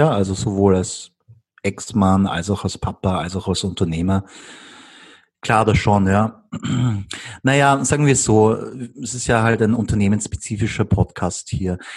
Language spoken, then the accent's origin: German; Vienna, Austria; ich liebe Wien, Wien ist meine Heimat und habe auch meine Freunde und meine Familie hier.